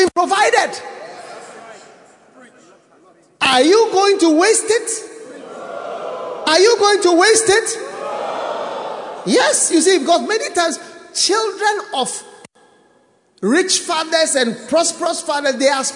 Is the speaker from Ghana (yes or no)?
yes; Ghana; I was born in Ghana